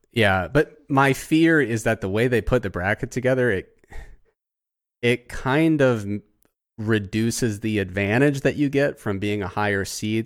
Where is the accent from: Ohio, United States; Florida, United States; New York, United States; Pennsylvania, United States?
Ohio, United States; Southern; I grew up in Southern Ohio